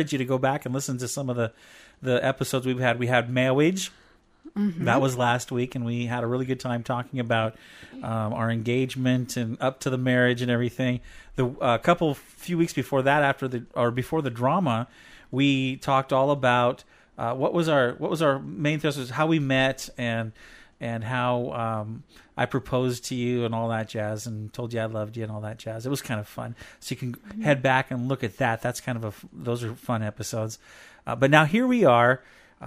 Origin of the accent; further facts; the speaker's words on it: Aberdeen, Washington, United States; I'm from Aberdeen, where we don't tan, we rust.